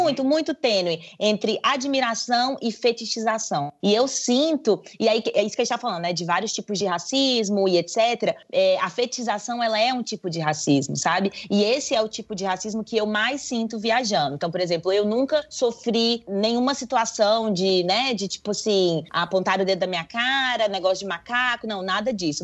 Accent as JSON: {"language": "Portuguese", "country": "Brazil", "said": "sou brasileira"}